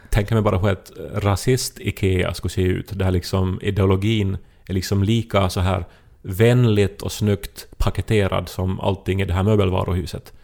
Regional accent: Ostrobothnia, Finland; jag är uppväxt i Österbotten

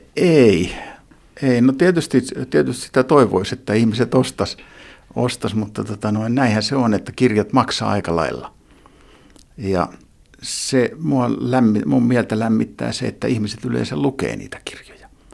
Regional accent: Lahti, Päijät-Häme, Finland; Mä vietin lapsuuteni, lapsuuteni täällä Lahdessa

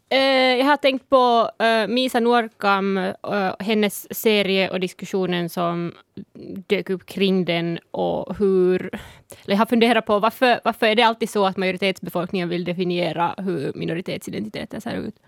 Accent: Sápmi, Lapland, Finland; first language Northern Sami; Swedish is a second language; also born or lived in Helsinki; så jag är född i Sápmi. Nordsamiska är mitt modersmål och jag reser mellan Sápmi och Helsingfors hela tiden

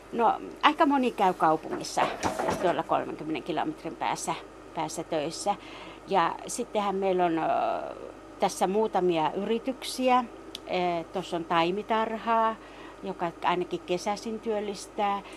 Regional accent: Rovaniemi, Lapland, Finland; meillä Songassa ei pelätä näitä näitä urakoita

